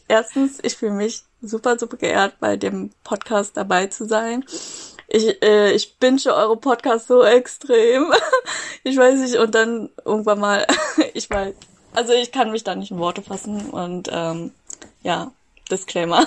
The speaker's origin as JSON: {"language": "German", "region": "Berlin", "country": "Germany", "tie": "born or raised there", "said": "ich bin Berlin aufgewachsen. Ich würde mich jetzt auch als Berlinerin bezeichnen, weil ich äh, als zehn Jahre hier lebe"}